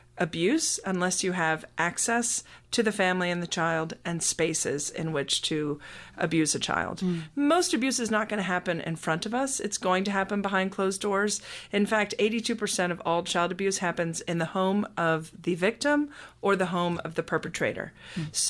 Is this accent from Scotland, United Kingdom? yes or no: yes; Scotland, United Kingdom; now in United States; I come from a British background. I was born in Scotland and was raised there until we moved to the United States.